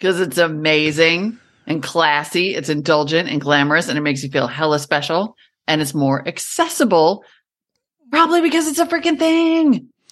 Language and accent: English; United States; also born or lived in Montana / North Dakota; when I was growing up in Montana and North Dakota